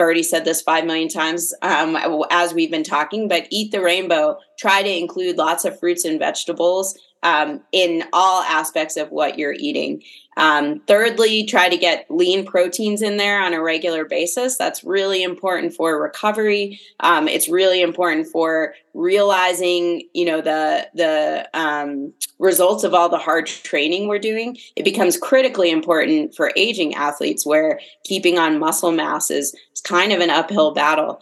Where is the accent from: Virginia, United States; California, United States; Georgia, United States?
Virginia, United States; Fairfax County, Northern; moved away as an adult; also born or lived in Ellicott City, Maryland; now in Salt Lake City, United States; I grew up on the East Coast, outside of DC